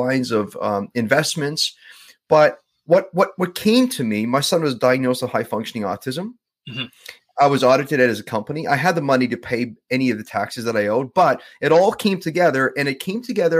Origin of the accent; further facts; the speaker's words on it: Winnipeg, Manitoba, Canada; now in Vancouver, Canada; born and raised in Southern Manitoba. So Winnipeg